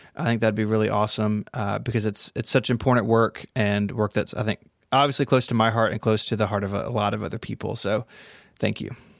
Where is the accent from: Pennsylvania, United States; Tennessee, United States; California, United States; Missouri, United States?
Tennessee, United States; Memphis; here in my hometown of Memphis